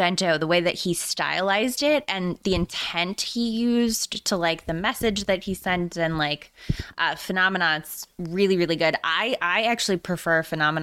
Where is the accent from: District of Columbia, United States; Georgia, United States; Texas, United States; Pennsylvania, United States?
Texas, United States; East; moved away; I'm originally from East Texas, which is like very, very close on the border, couple hours south of Dallas, like a little bit west of Shreveport.